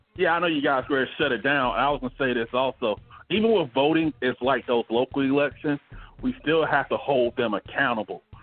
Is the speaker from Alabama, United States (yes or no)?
yes; Montgomery, Alabama, United States; now in Phoenix, United States; I'm from Montgomery, Alabama